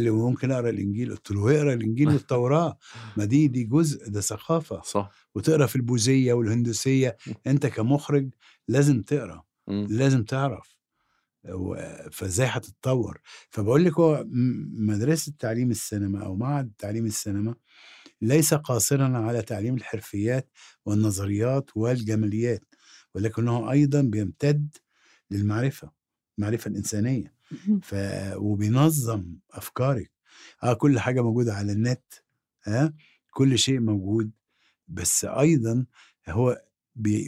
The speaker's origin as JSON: {"language": "Arabic", "country": "Egypt", "said": "أنا مصري"}